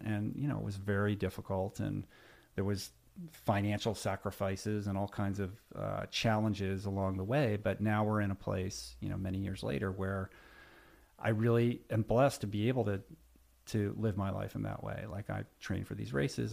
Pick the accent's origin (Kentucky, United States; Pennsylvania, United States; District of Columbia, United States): District of Columbia, United States; Washington; I grew up in Washington, D C